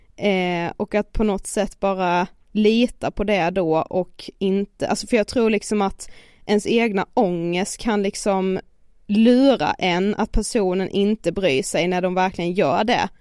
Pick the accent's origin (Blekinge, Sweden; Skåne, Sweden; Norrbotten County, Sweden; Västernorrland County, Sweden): Blekinge, Sweden; Karlshamn; moved away as an adult; now in Stockholm, Sweden; varit hemma i Karlshamn nu i så här två veckor